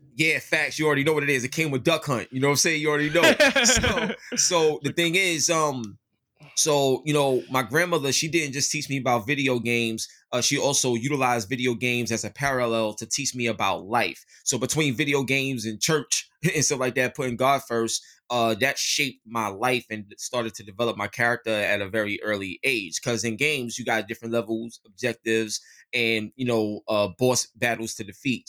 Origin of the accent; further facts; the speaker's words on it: New York City, New York, United States; I grew up in East New York, Brooklyn